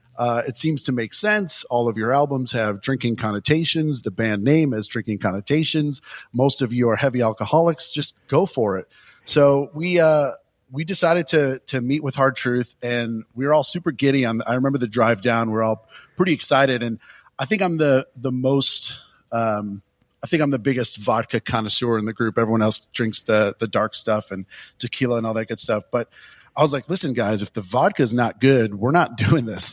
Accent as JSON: {"language": "English", "town": "Detroit", "region": "Michigan", "country": "United States", "said": "I'm, I'm from Detroit, so my influences were always, you know, more Motown"}